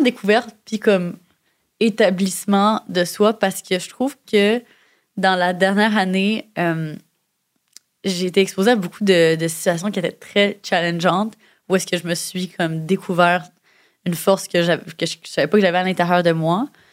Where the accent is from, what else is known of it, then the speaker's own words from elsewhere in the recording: Montreal, Quebec, Canada; j'avais de la misère à accepter plus jeune que je venais de Montréal